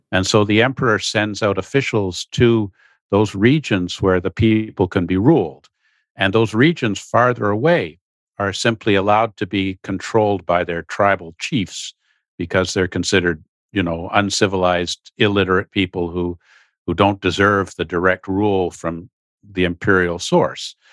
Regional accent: Canada; as Canadian citizens

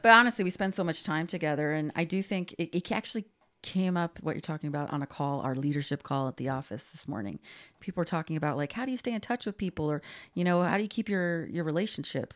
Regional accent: Glendale, California, United States; we grew up in Glendale

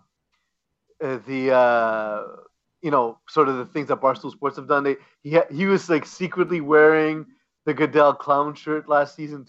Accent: Canada; as a Canadian

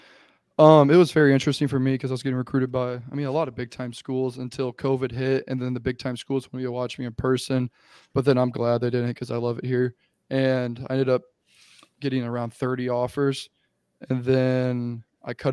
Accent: Texas, United States; moved away as an adult; also born or lived in St. Louis, Missouri; now in Boise, United States; I was born in St. Louis, lived there for 10 years, I think, and moved down to Texas when I was 10

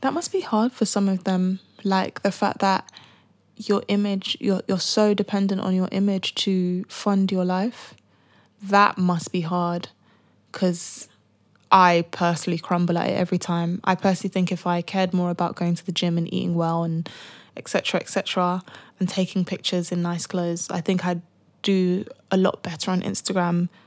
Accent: United Kingdom; being black and being British

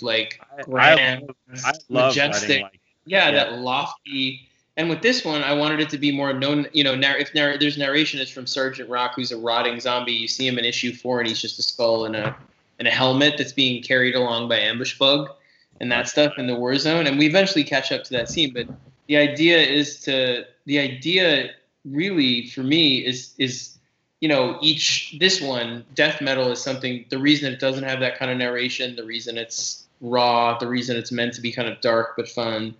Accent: New York City, New York, United States; I grew up in New York City, and every Sunday they had on Channel 11 WPIX Monster Matinee

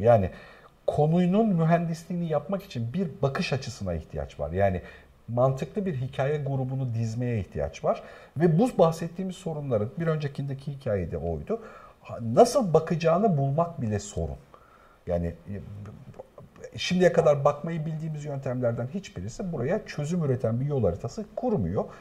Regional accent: Black Sea Region, Turkey; bir Karadenizli olarak

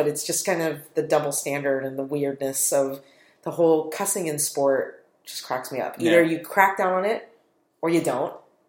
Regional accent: United States; as an American

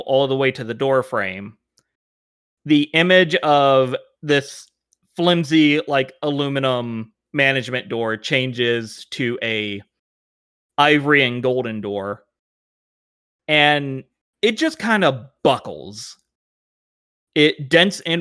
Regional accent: Arkansas, United States; I'm from Arkansas.

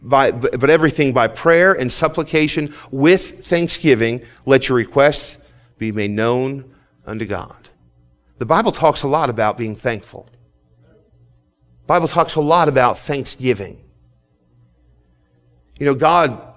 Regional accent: United States; as an American

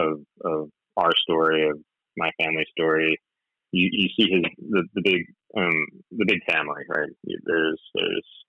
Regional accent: New Jersey, United States; Growing up in New Jersey, I had cousins who weren't like blood cousins

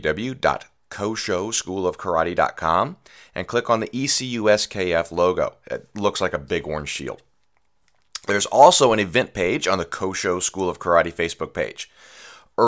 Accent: United States; I'm from America

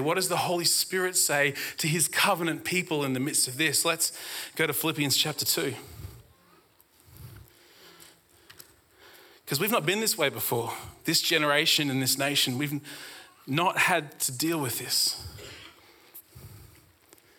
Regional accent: Brisbane, Queensland, Australia; I grew up in Brisbane

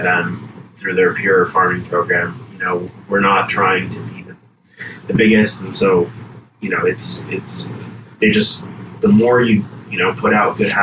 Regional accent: Los Angeles, California, United States; I was born and raised in the San Fernando Valley

